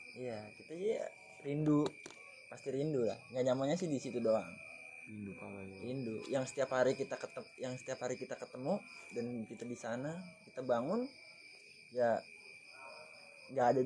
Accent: Bekasi, West Java, Indonesia; berarti gue dari Bekasi ya gue dari Bekasi ada dua orang

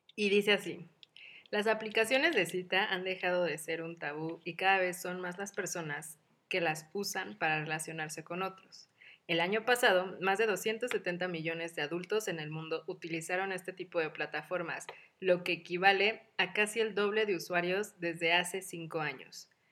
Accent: Mexico; las tres somos mexicanas como buenas latinas

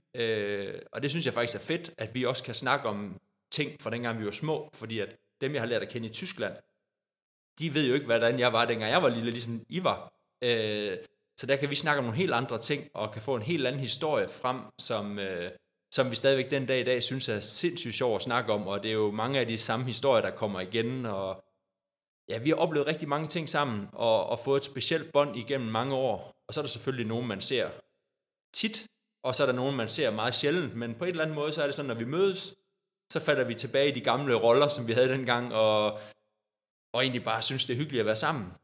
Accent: Odder, Central Denmark Region, Denmark; jeg har jo også startet som lille dreng i Odder og spillet håndbold, siden jeg var øh, fire år

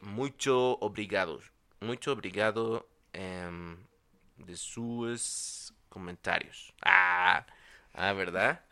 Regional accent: State of Mexico, Mexico; also born or lived in Chalco; en el Estado de México, de donde yo soy

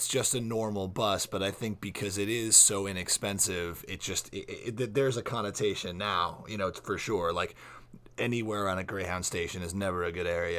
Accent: Florida, United States; I grew up in Florida

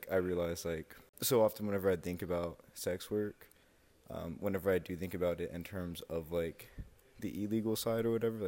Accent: Kennesaw, Georgia, United States; I'm from Kennesaw, Georgia.

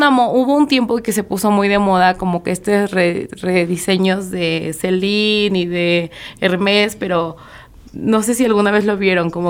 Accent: Xalapa, Veracruz, Mexico; de Jalapa, Veracruz.

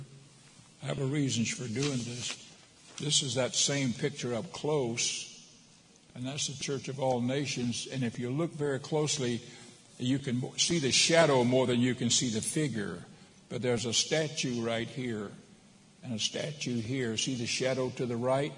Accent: United States; here I am from America

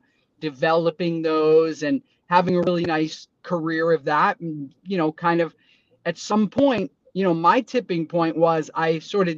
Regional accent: Boston, Massachusetts, United States; I grew up in Boston

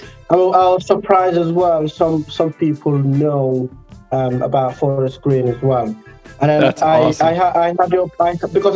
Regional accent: Gambia; I was born and raised in Gambia, you know, I am Gambian

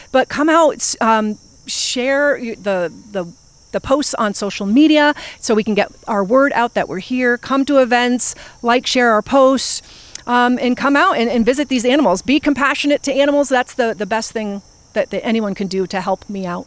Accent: Vermont, United States; moved away as an adult; also born or lived in Philadelphia, Pennsylvania; now in Pittsburgh, United States; I'm originally from Vermont

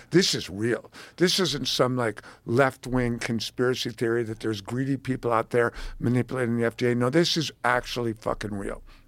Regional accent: New York, United States; I'm from New York

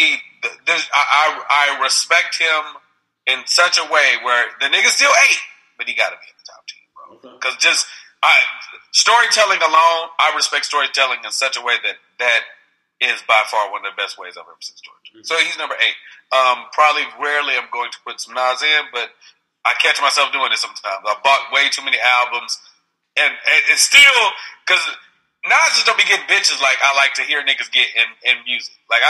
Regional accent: Houston, Texas, United States; also born or lived in San Francisco Bay Area, California; now in Los Angeles, United States; I grew up in Houston, Texas

